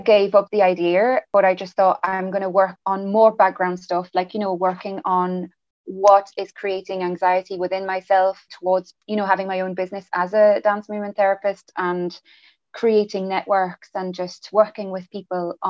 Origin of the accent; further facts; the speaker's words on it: France; English is a second language; moved away as an adult; also born or lived in England; So I'm actually from France. I grew up in France up till the age of 18.